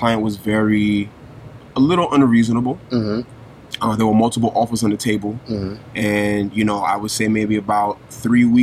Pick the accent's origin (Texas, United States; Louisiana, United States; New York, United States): New York, United States; New York City; born and raised in Brooklyn